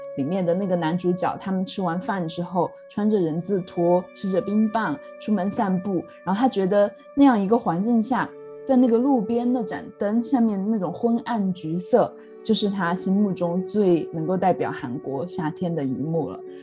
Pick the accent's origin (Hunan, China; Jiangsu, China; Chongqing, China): Chongqing, China; also born or lived in Sichuan; now in London, United Kingdom; 我一路在国内长大，在，在四川，在重庆长大的时候